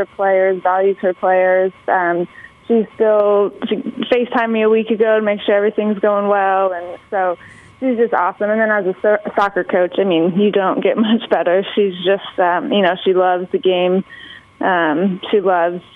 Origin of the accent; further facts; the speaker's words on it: Phoenix, Arizona, United States; I grew up in Phoenix, Arizona